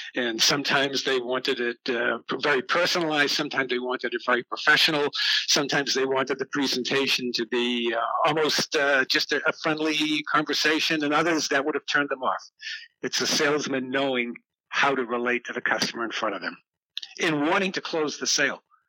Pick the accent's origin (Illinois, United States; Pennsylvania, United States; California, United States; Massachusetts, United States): Massachusetts, United States; Boston; I was brought up in Boston, Mass, in a uh, in the south end of Boston